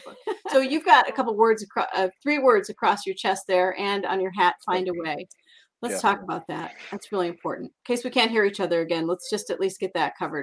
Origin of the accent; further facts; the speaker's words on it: Iowa, United States; I am from Iowa